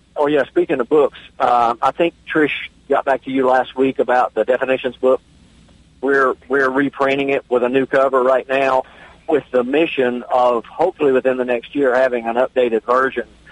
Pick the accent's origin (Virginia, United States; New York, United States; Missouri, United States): Virginia, United States; my home state of Virginia